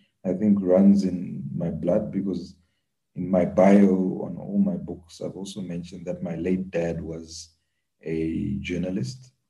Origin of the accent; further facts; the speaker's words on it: Zambia; moved away; When I was growing up in Zambia